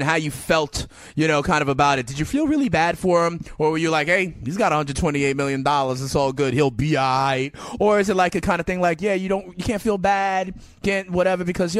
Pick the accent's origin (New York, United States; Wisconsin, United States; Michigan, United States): New York, United States; I'm a New Yorker